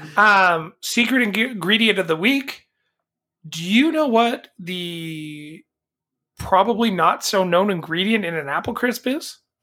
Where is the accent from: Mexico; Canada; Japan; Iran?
Canada; as a Canadian